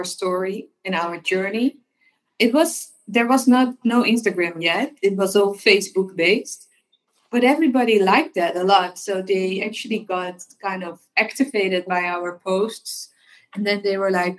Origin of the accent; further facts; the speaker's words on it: Amsterdam, North Holland, Netherlands; I'm born and raised in Amsterdam